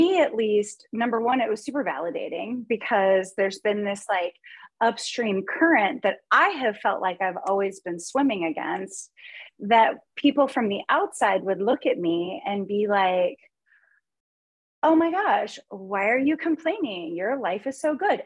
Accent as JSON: {"language": "English", "town": "Los Angeles", "region": "California", "country": "United States", "tie": "born or raised there", "also_born_or_lived": "Chicago / Portland", "moved": "yes", "lives_now": "Kansas, United States", "said": "I grew up in Los Angeles and I went to like a really, hoity-toity private school"}